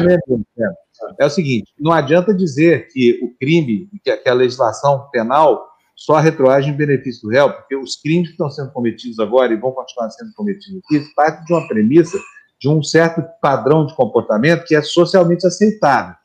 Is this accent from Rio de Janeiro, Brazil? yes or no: no; Uberlândia, Minas Gerais, Brazil; now in São Paulo, Brazil; lá em Minas Gerais, lá em Berlândia, onde eu nasci, a gente ia tomar vitamina, era uma coisa todo mundo fazia